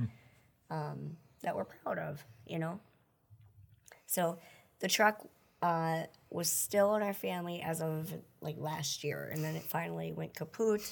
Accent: Wisconsin Rapids, Wisconsin, United States; also born or lived in Billings, Montana; now in Marshfield, United States; I was born in Billings, Montana, but I grew up in Wisconsin Rapids

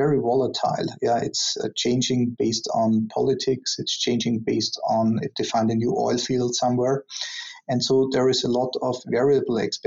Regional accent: Austria; moved away; I'm originally from Austria

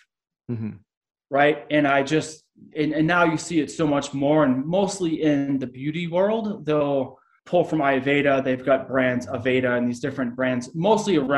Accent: Boston, Massachusetts, United States; moved away; I was from Boston

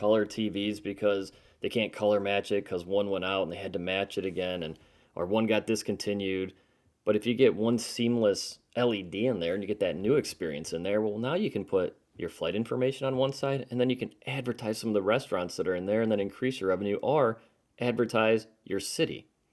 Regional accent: Charlotte, North Carolina, United States; my hometown here in Charlotte

